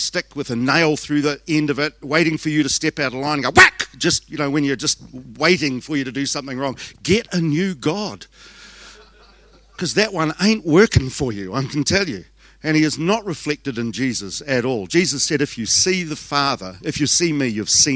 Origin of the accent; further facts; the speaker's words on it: Southland, New Zealand; I'm from Southland.